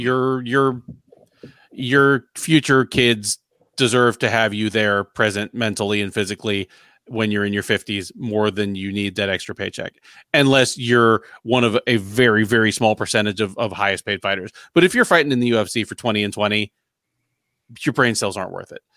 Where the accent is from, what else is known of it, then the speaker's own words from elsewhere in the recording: United States; I, as an American, even an American who, like, is fluent in multiple languages